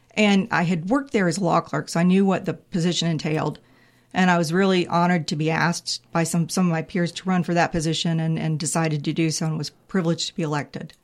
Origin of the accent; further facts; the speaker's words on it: Raleigh, North Carolina, United States; I grew up in Raleigh. I grew up about a mile from Carter Finley